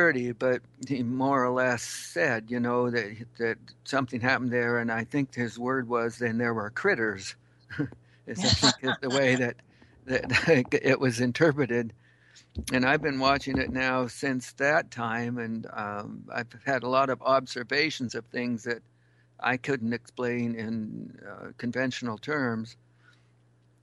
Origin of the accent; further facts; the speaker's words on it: Western Washington, United States; moved away as an adult; also born or lived in Alaska; I grew up in the Western Washington